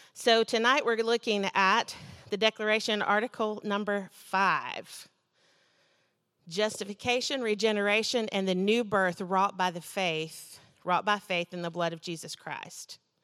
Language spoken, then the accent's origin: English; United States; I'm an American